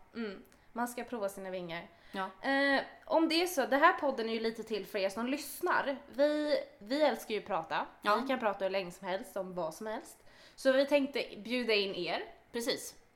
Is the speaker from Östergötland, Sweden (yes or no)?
no; Åkersberga, Stockholm County, Sweden; född och uppvuxen i Oxberga